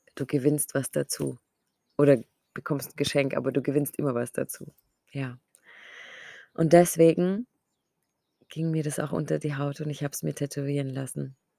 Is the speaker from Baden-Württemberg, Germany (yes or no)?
yes; Ulm, Baden-Württemberg, Germany; meine Heimatstadt, wo ich lebe, nach Ulm